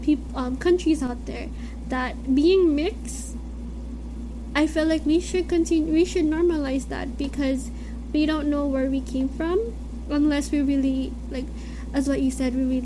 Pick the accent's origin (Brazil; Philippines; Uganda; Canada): Philippines; And being Filipino and having to be also mixed is one thing that we sometimes take for granted